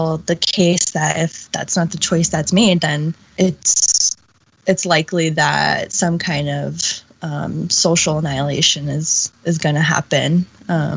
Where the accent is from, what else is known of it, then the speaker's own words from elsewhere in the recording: United States; she had me on the U.S. side of the U.S.-Mexico border so I could be an American